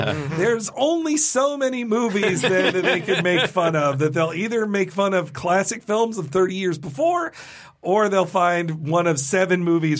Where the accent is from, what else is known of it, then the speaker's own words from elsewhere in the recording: the South, United States; as a Southerner, I could identify with this the way people look down on you from an accent. Like I didn't think I had a Southern accent as a kid, but I watched a video of me when I was like 11 at some school function when we had moved to Florida